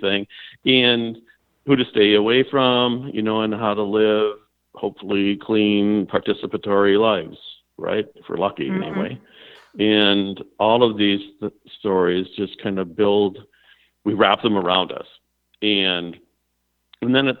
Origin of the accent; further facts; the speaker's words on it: Minneapolis, Minnesota, United States; moved away; also born or lived in Oceanside, California / New York City; I was born in Oceanside, California. And when I was about a year old, my parents wanted to bring me back to Minneapolis, St. Paul